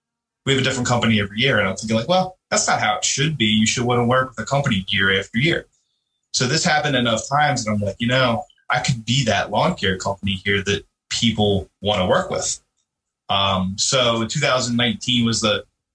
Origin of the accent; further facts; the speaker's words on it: Chester County, Pennsylvania, United States; Was born and raised in Chester County, Pennsylvania